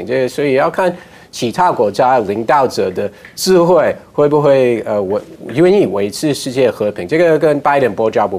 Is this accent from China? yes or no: no; United States; 我身为美国人